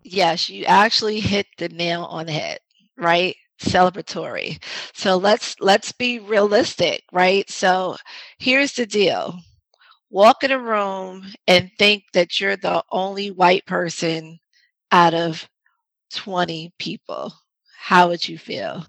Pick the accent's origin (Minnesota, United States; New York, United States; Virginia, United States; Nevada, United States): New York, United States; New York City; accent: New York; I'm originally from the Bronx. I'm a New York girl, born and raised, and so you might hear some of my New York accent come out